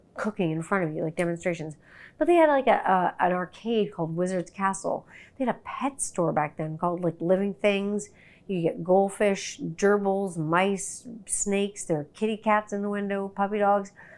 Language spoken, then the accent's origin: English; Canada; I'm Canadian